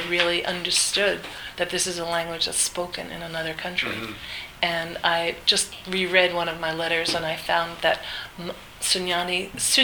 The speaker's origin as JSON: {"language": "English", "region": "New Jersey", "country": "United States", "tie": "born or raised there", "also_born_or_lived": "The Bronx, New York", "said": "I was born in the Bronx and grew up in New Jersey"}